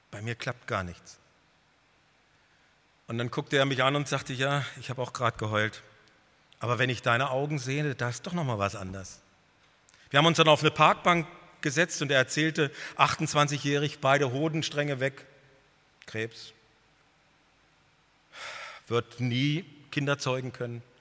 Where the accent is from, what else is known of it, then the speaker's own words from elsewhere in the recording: North Germany, Germany; Also ich als Norddeutscher, ich war total überwältigt.